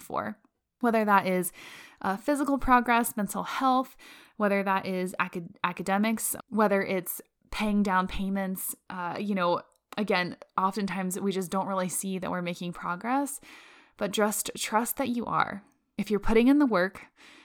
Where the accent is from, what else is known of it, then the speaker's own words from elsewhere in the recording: Florida, United States; now in Colorado, United States; I'm from Florida. So yeah, now I'm living in Colorado